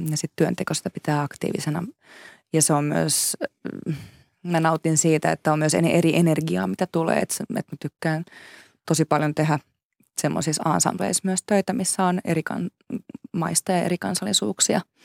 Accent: Finland; first language Finnish; me ollaan kuitenkin kaksikielinen maa

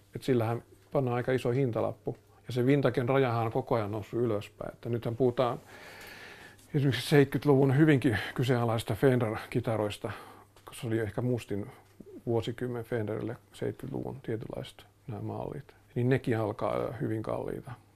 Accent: Finland; mä oon Suomesta

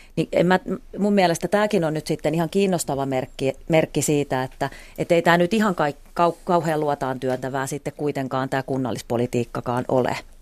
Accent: Eastern Finland, Finland; meillä Itä-Suomessa

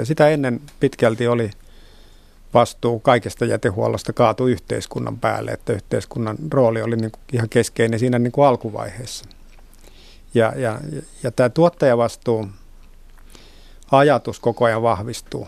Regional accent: Vantaa, Uusimaa, Finland; Vantaan kotiseutuni

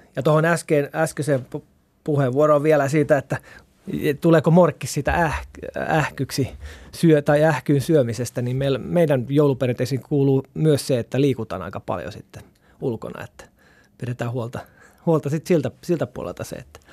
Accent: South Ostrobothnia, Finland; Mä oon Etelä-Pohjanmaalta kotoisin

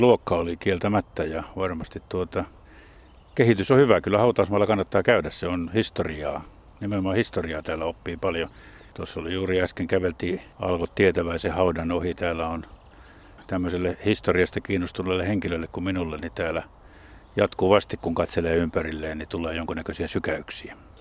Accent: Jyväskylä, Central Finland, Finland; olen Jyväskylästä kotoisin

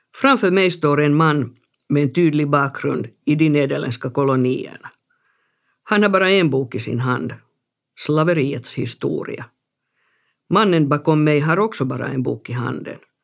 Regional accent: Helsinki, Uusimaa, Finland; also born or lived in Bogotá, Colombia / Amsterdam, Netherlands; Jag växte upp i norra Haga, en femtitals förort i Helsingfors.

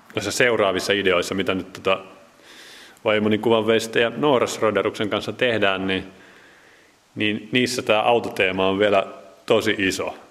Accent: Jyväskylä, Central Finland, Finland; also born or lived in Nurmijärvi / Helsinki / Sweden; now in Salo, Finland; olen alun perin Jyväskyläläinen

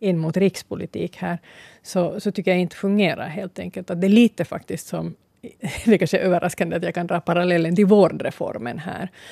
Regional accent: Ostrobothnia, Finland; now in Sipoo, Finland; jag är hemma från Österbotten

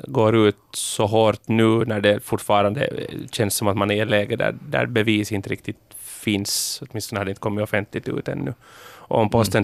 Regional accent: Pargas, Southwest Finland, Finland; jag är ju från Pargas, eh, alltså Malmen

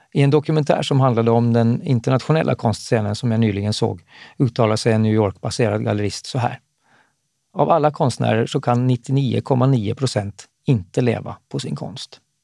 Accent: Eckerö, Åland Islands; när jag växte upp i Eckerö på västra Åland

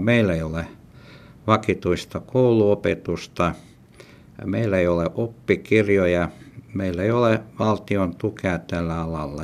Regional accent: Petrozavodsk, Republic of Karelia, Russia; first language Ludian; Finnish is a second language; now in Finland; Olen rodinut Petroskol. Puolet minun elot olen elänyt Suomessa. Toinen puolisko meni Petroskol.

